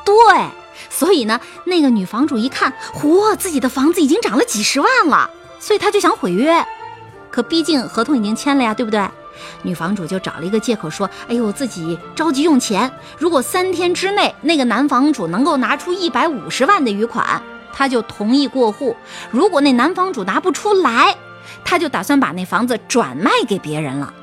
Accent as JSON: {"language": "Chinese", "area": "Jiaodong", "region": "Shandong", "country": "China", "said": "我是胶东那边的人"}